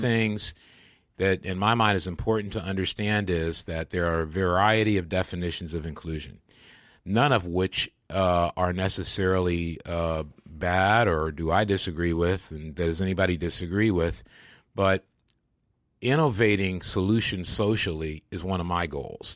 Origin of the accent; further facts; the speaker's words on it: Michigan, United States; moved away; where I grew up in Michigan